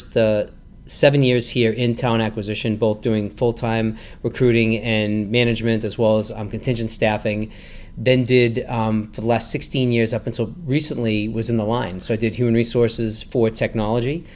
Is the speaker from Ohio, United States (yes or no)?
no; Natick, Massachusetts, United States; I grew up in Natick